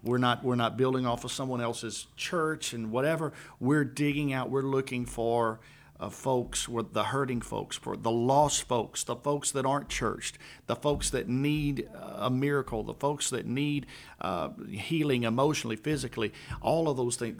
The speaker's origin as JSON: {"language": "English", "region": "Louisiana", "country": "United States", "moved": "yes", "lives_now": "Conroe, United States", "said": "I'm from Louisiana"}